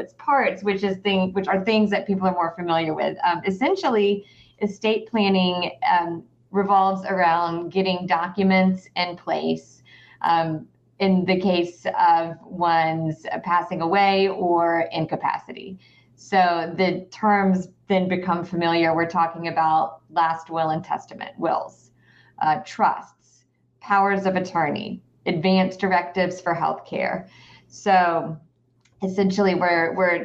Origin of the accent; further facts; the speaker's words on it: Atlanta, Georgia, United States; also born or lived in the Carolinas; I am a local. I grew up in the Atlanta area